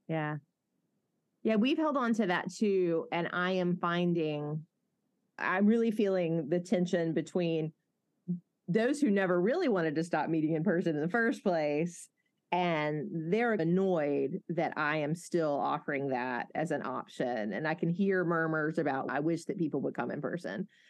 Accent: Mobile, Alabama, United States; accent: southern; I have a good friend, Bradley, who I grew up with in Mobile

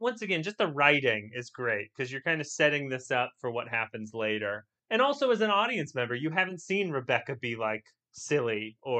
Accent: United States; We know who Ted is, and we're Americans.

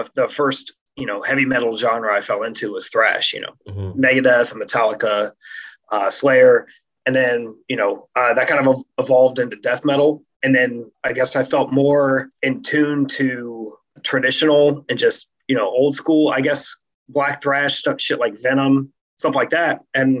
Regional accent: Ohio, United States; Oh, well, I'm from Ohio too.

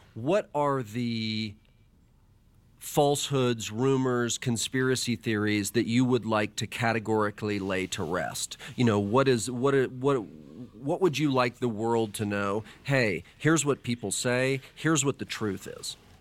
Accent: Dallas, Texas, United States; I was a kid growing up in Dallas, Texas

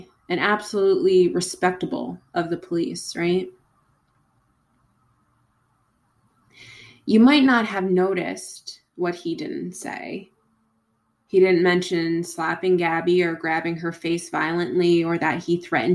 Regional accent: Long Island, New York, United States; I'm also from Long Island.

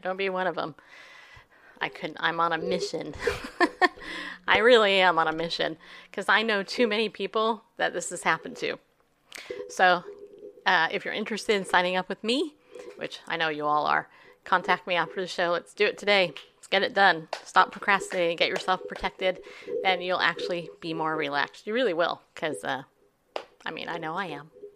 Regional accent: California, United States; now in Tennessee, United States; I'm actually from California

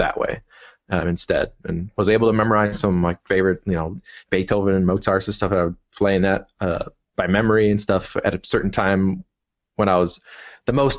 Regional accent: Milwaukee, Wisconsin, United States; also born or lived in Dublin, Ireland; I've been in Milwaukee for, well, my whole life

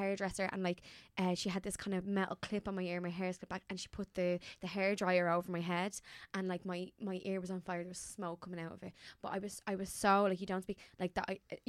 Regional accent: Dublin, Leinster, Ireland; because I'm from East Wall and there'd be a lot of joyriders

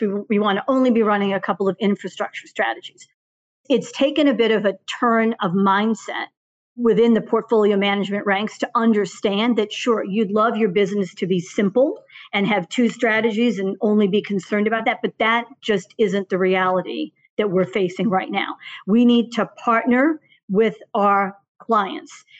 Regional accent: suburbs outside of Boston, Massachusetts, United States; also born or lived in Bermuda; born and raised in the suburbs outside of Boston

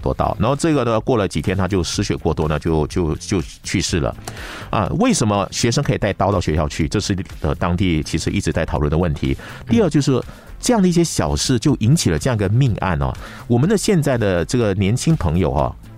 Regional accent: Malaysia; 我觉得是值得我们马来西亚人哈去好好的思考的一个问题。

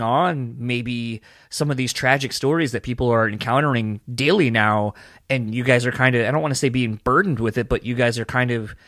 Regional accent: East Coast, United States; now in Grand Rapids, United States; I'm originally from the East Coast, but I live here in the Midwest in Michigan

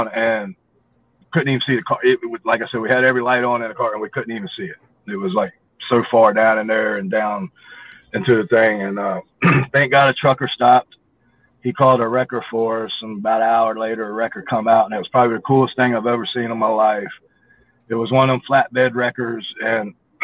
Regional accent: Hampton, Virginia, United States; I'm originally from Hampton, Virginia, and I got the Coliseum there, and I grew up in the 80s watching Jim Crockett Promotions, Mid-Atlantic Championship Wrestling, NWA, right there in Hampton

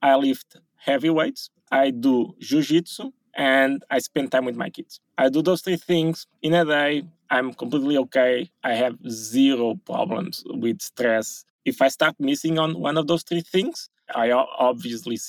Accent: Portugal; I was born in Portugal

